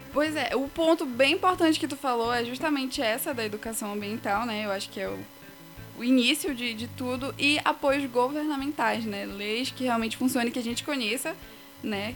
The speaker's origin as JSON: {"language": "Portuguese", "town": "Igarapé-Açu", "region": "Pará", "country": "Brazil", "tie": "born or raised there", "moved": "as an adult", "lives_now": "Castanhal, Brazil", "said": "meus pais eram de Garapé-Açu, aí fiquei morando lá a minha infância quase assim toda"}